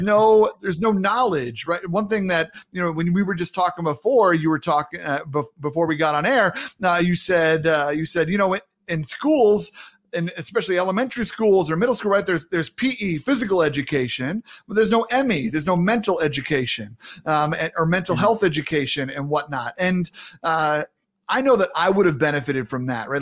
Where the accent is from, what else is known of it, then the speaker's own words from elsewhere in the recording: New York, United States; as a New Yorker